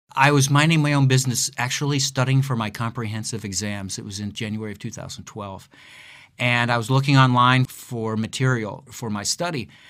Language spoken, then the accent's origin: English; Akron, Ohio, United States; moved away; also born or lived in Southern California / Chicago; I am, was born and raised in Akron, Ohio